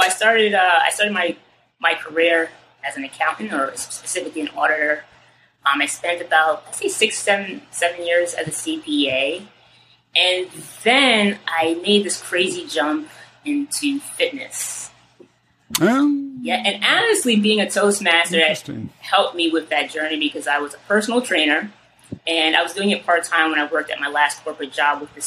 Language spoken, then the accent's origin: English; Ossining, New York, United States; now in Harlem, New York City, United States; Originally, I grew up in a town called Ossining, New York. It's in Westchester County.